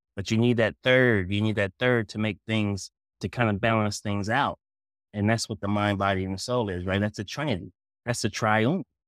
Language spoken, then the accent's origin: English; Kingsport, Tennessee, United States; moved away; also born or lived in Massachusetts; I'm from Kingsport